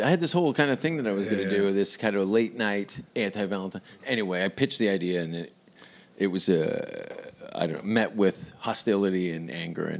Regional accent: Hamilton, Ontario, Canada; also born or lived in New York; now in Los Angeles, United States; Hamilton, by the way, is my hometown in Canada. It's about an hour outside of Toronto

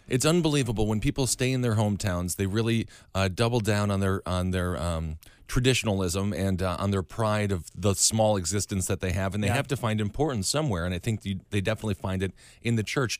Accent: Midwest, United States; We both grew up in the Midwest

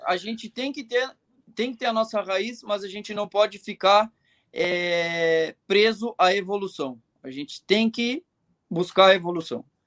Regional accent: Rio Grande do Sul, Brazil; eu sou gaúcho, eu cultivo muito as tradições

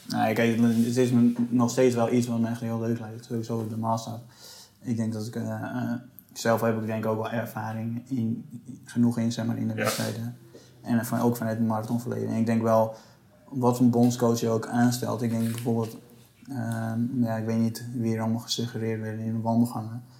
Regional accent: Netherlands; wij als Nederlanders

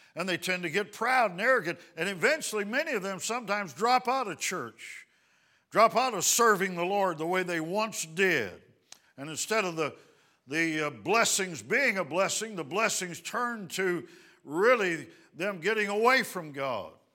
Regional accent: Dallas, Texas, United States; We're from the Dallas, Texas area

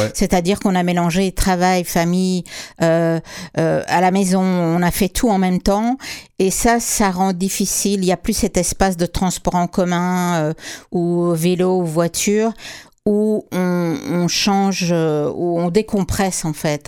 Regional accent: Quebec, Canada; chez nous au Québec

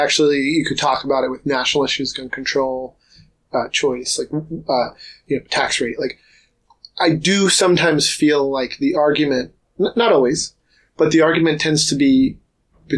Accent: New York City, New York, United States; now in Seattle, United States; I'm a New Yorker by birth. I've lived here for years now, but native New Yorker.

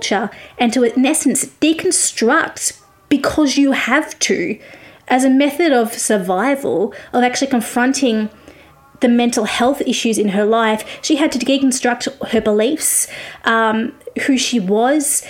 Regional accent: Australia; also born or lived in Victoria, Australia; I'm an Australian music journalist

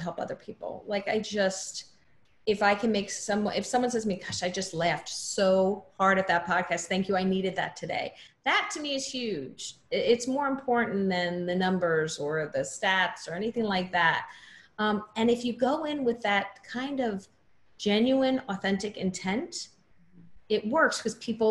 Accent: New Jersey shore, United States; I grew up in New Jersey on the shore

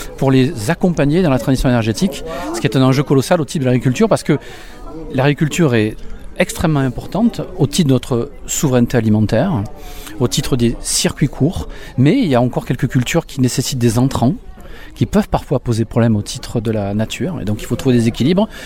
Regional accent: Beaucaire, Occitania, France; Alors moi j'ai grandi à Beaucaire, donc je suis gardois, j'ai grandi à Beaucaire

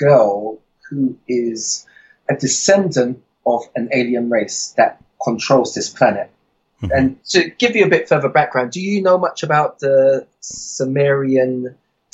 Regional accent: United Kingdom; moved away; I'm from Britain.

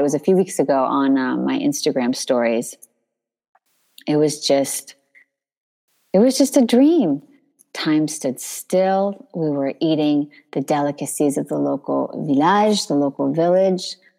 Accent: Northern California, United States; moved away as an adult; now in France; I grew up in Northern California.

